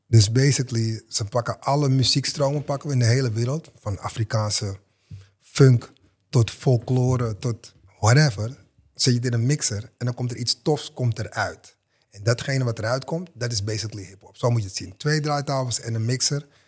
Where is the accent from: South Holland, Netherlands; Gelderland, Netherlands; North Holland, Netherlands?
North Holland, Netherlands; Amsterdam; mijn buurt waar ik vandaan kom, Westerpark.